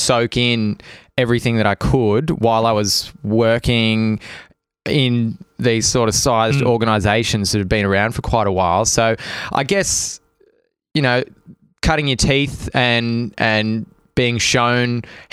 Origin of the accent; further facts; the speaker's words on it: South Coast, New South Wales, Australia; also born or lived in Sydney; We're from the South Coast